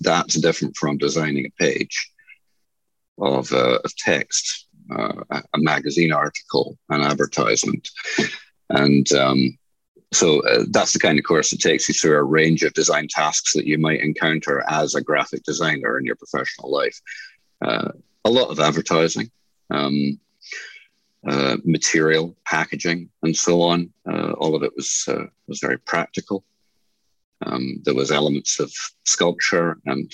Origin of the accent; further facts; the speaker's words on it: Newcastle, New South Wales, Australia; also born or lived in Scotland; My family moved from Scotland when I was 8 years old, so I'm essentially Australian educated